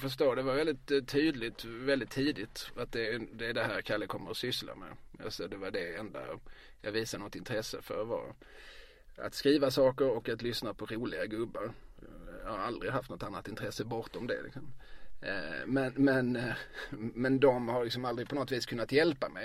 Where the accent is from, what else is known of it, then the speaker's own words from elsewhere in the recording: Eslöv, Skåne, Sweden; moved away as an adult; also born or lived in Lund; now in Malmö, Sweden; jag gick i skola i Eslöv. Mina, eh, jag kom till Eslöv, började skolan, tog studenten, lämnade Eslöv.